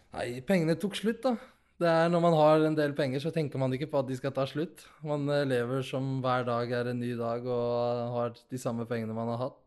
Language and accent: Norwegian; Nador, Oriental, Morocco; now in Norway; Nador, der jeg er fra